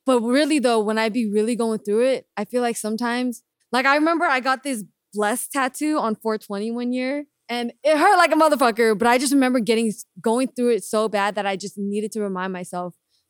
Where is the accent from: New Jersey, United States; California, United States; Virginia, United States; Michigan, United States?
California, United States; Bay Area; I'm from the Bay Area.